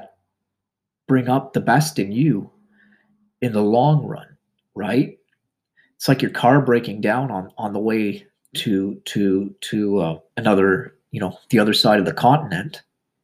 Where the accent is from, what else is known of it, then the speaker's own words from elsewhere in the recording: Canada; I'm Canadian